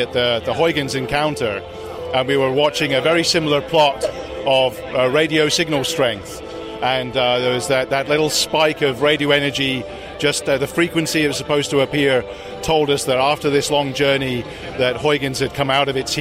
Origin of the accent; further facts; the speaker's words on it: United Kingdom; moved away; also born or lived in Netherlands / United States; I'm British. I worked in the Netherlands and the UK and in the US